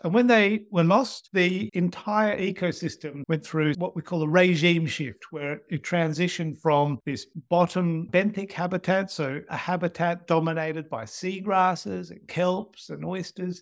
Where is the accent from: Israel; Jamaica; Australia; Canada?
Australia; growing up in Australia